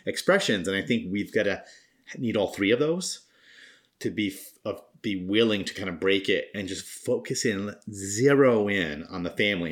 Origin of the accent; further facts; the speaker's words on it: Rhode Island, United States; now in Massachusetts, United States; I'm from Rhode Island, and love all my friends and family who live there still